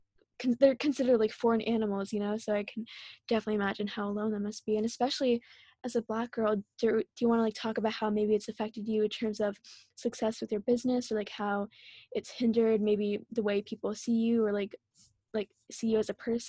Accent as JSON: {"language": "English", "country": "India", "said": "Or like for me being Indian, like I don't even know, but I guess spray tans, right? Like us Indian girls, like the bleaching industry is so huge"}